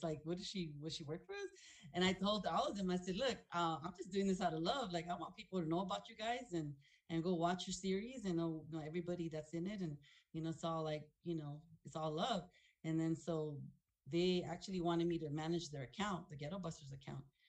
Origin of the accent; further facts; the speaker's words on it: Los Angeles, California, United States; I was born and raised in South Central